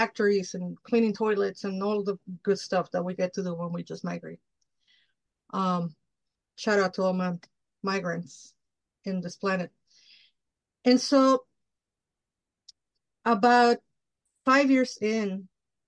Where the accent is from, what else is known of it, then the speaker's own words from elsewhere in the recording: Mexico; moved away; So I grew up in Mexico. I'm Mexican from Mexico. I grew up in Mexico.